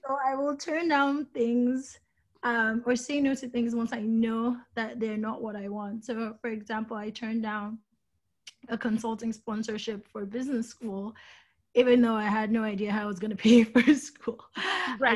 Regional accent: Nigeria; moved away; also born or lived in New York; I grew up in Nigeria. I grew up around fashion in Nigeria

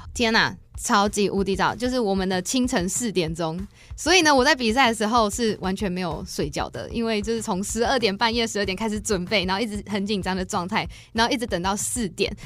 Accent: Taiwan; 我们台湾人

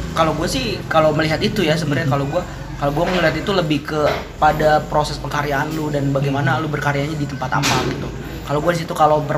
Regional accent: Makassar, South Sulawesi, Indonesia; kayak gitu gitu kan saya itu Makassar hmm

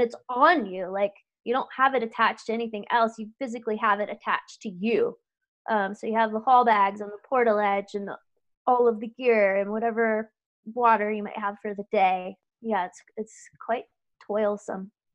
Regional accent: Louisiana, United States; moved away; I grew up in Louisiana

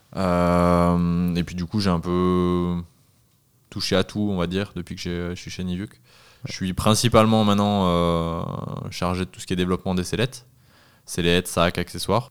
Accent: Southern Alps, near the Ubaye valley, Provence-Alpes-Côte d'Azur, France; also born or lived in Annecy; j'ai 27 ans, je viens des Alpes du Sud près de la vallée du Dubaï

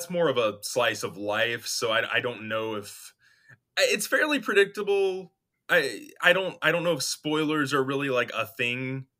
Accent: Freehold, New Jersey, United States; Oh, when I was growing up in Freehold...

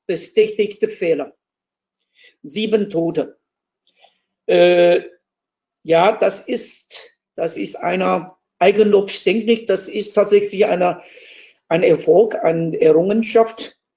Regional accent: Taiwan; accent: Taiwanese; German is a second language; aber an meinem Akzent, an meiner Aussprache würde mich erkennen als Taiwaner und ich ihn auch. Und würde ich meinen Dialekt, Taiwan-Dialekt sprechen, wir haben auch noch Hakka-Dialekt, Taiwan-Dialekt, würde ich meinen Taiwan-Dialekt sprechen

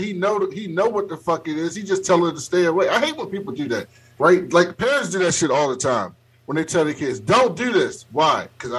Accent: Baltimore, Maryland, United States; I'm from Baltimore.

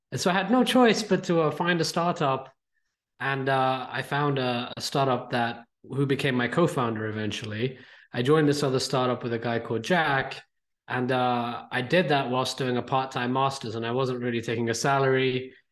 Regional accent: India; now in United Kingdom; me, I'm an Indian kid living in the UK.

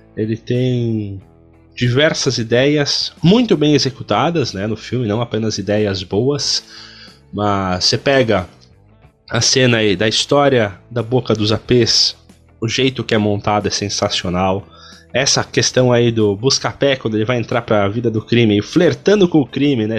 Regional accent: Brazil; nós somos brasileiros

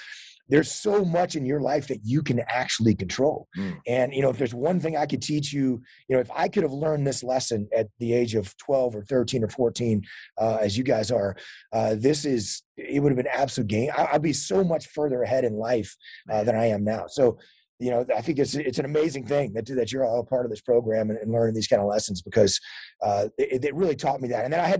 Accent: Texas, United States; High school football, where I grew up in Texas, is a huge deal.

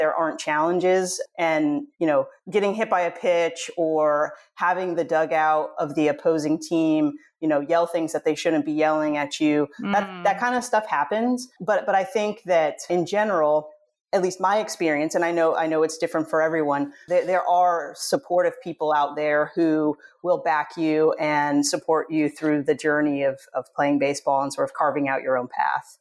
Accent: Southern California, United States; I grew up in Southern California

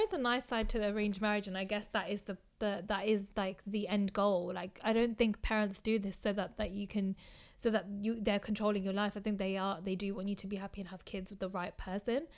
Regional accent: United Kingdom; I see myself as British.

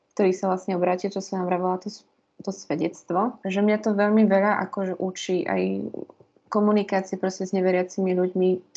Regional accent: Liptovský Hrádok, Žilina Region, Slovakia; now in Bratislava, Slovakia; ja som z Liptovského hrádku, z takého krásneho kraja Liptova

